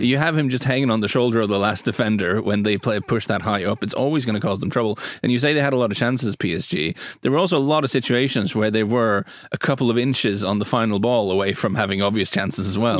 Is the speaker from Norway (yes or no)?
yes; Norway; where I'm from in Norway